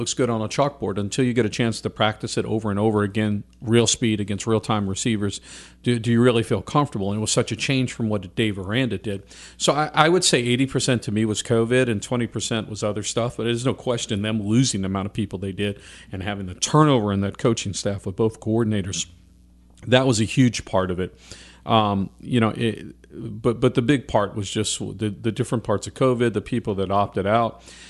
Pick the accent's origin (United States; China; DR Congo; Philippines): United States; New Orleans, Louisiana; But I grew up in New Orleans.